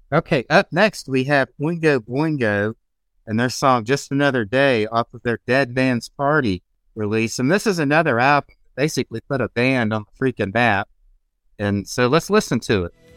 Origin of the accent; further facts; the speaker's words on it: Augusta, United States; my hometown of Augusta